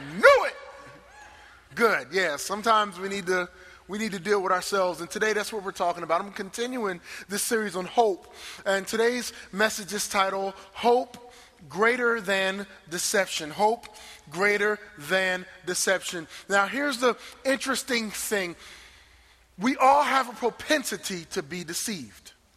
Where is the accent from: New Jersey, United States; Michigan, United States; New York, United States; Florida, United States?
New Jersey, United States; moved away; I'm from New Jersey